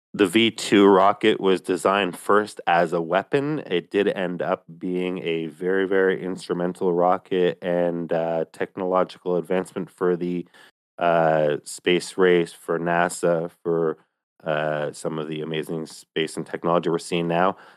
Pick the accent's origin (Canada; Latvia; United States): Canada; Myself as a Canadian in, uh, the capital region